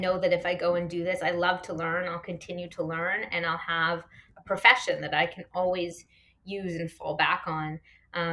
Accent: Toronto, Ontario, Canada; also born or lived in Halifax, Nova Scotia; I grew up here in Toronto

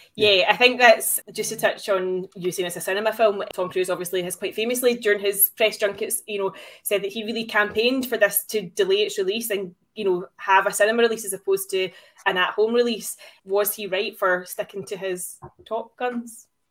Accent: Glasgow, Scotland, United Kingdom; I am from Glasgow after all.

